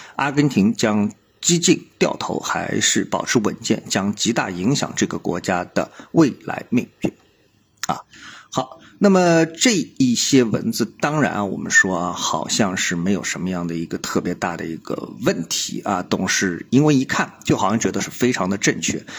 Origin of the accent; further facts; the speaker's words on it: China; 我们作为中国人